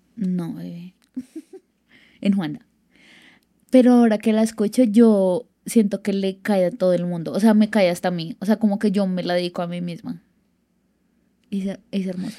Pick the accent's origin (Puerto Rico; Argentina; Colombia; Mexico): Colombia; Bogotá; yo soy de Bogotá